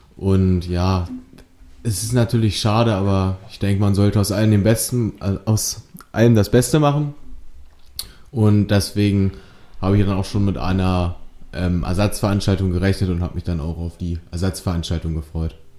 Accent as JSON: {"language": "German", "town": "Bilshausen", "region": "Lower Saxony", "country": "Germany", "said": "ich komme aus Bilzhausen, ich bin 17 Jahre alt und derzeit besuche ich, besuche ich die 11. Klasse des Eichsfeld-Gymnasium in Duderstadt"}